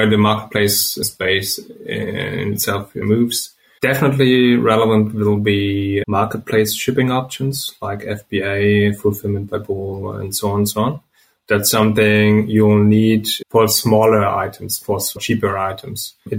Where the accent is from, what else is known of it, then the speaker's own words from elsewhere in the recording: Germany; English is a second language; We're from Germany. We grew up here.